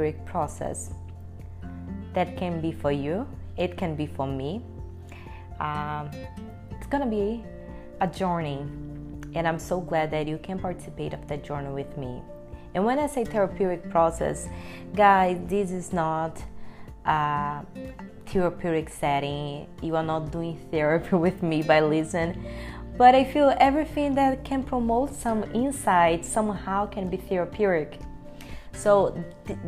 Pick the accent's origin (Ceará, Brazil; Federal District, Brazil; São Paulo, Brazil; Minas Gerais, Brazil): Federal District, Brazil; Brasília; first language Portuguese; English is a second language; moved away; also born or lived in Salvador, Bahia, Brazil; when I was at the age of 3 years old, I moved to Brasilia, the capital of Brazil. And I grew up there.